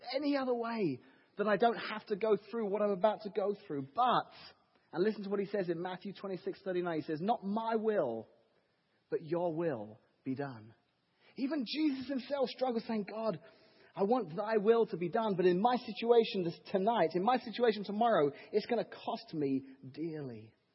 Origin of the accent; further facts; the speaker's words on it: England, United Kingdom; now in Washington, Illinois, United States; I'm English, so uh, living here in the wonderful United States of America